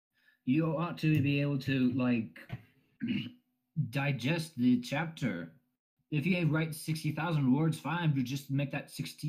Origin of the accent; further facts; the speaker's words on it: West Coast, United States; I'm from the West Coast, Pacific Coast, yeah.